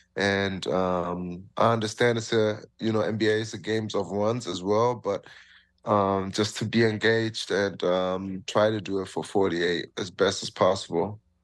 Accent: Germany; now in Toronto, Canada; I'm from Germany

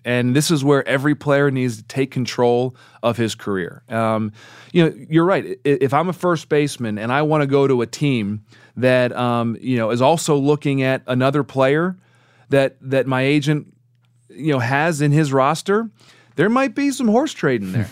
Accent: Baltimore, Maryland, United States; growing up in Baltimore

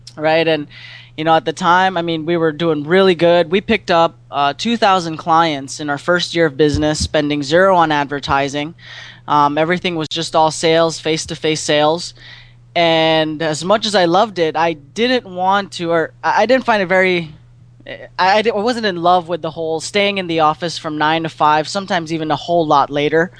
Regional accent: Philippines; moved away as an adult; also born or lived in San Diego; now in St. Louis, United States; I'm born and raised in the Philippines, and you know, I went to school there

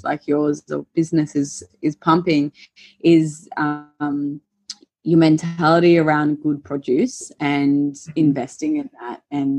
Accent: Queensland, Australia; moved away as an adult; now in Melbourne, Australia; I used to live in Queensland, and I remember coming to Melbourne for, you know, weekends or holidays or whatever. And even from a very young age and up until my 20s, it was like, it definitely felt as a Queenslander coming to Melbourne

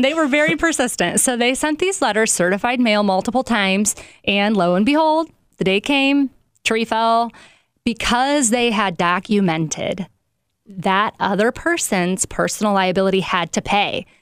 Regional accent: South Bend, Indiana, United States; I am from South Bend

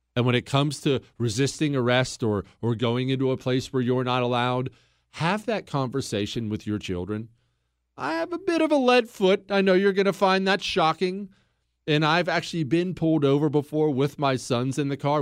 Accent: Montana, United States; I grew up in Montana

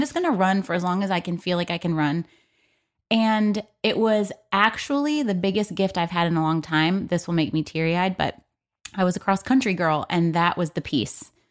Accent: Michigan, United States; moved away; we're both from Michigan

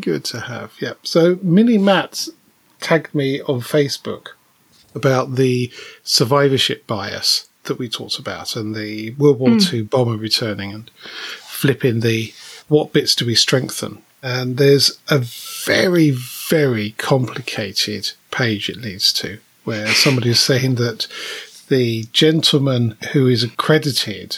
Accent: United Kingdom; we are British

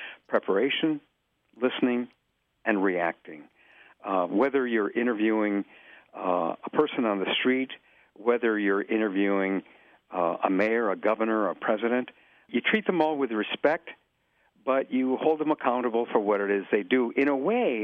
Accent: East Chicago, Indiana, United States; also born or lived in McAllen, Texas; now in Chicago, United States; I was born in McAllen, Texas, and my family, Mexican immigrants, and we moved to East Chicago, Indiana. I lived in the Indiana harbor side of East Chicago

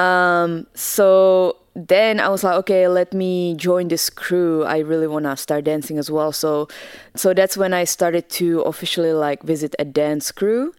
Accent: Česká Kamenice, Ústí nad Labem Region, Czechia; English is a second language; moved away as an adult; now in United States; I'm originally from the Czech Republic. Uh, I grew up there and uh, I actually didn't move to America until I was 18

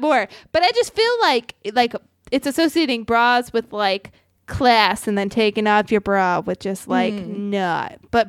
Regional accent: Riverside, California, United States; because I grew up in Riverside, and that's like the beer of the city I'm from.

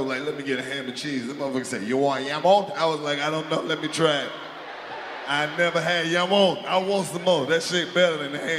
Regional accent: the South, United States; I'm from the South.

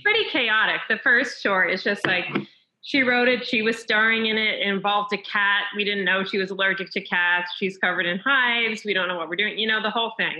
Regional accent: Chatham, New Jersey, United States; also born or lived in Montreal, Canada; I grew up in Chatham, New Jersey, which is North Jersey.

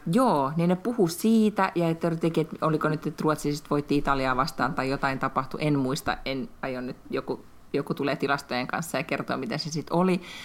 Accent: Finland; now in Sweden; tässä kohtaa Lätkän MM-kisoissa tunnen itseni suomalaiseksi

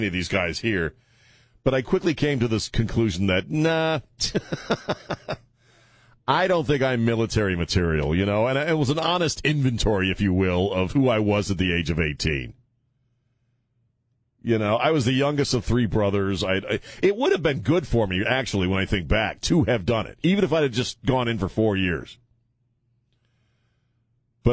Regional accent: United States; I grew up on Chesapeake Bay and on the ocean

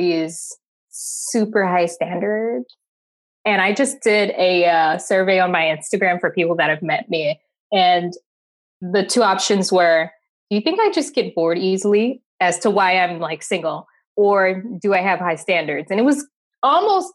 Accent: Chicago, Illinois, United States; I'm from Chicago, Illinois.

